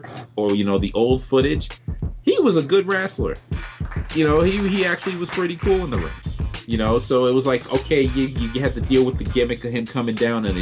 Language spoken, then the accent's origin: English; New York City, New York, United States; being from my hometown, Brooklyn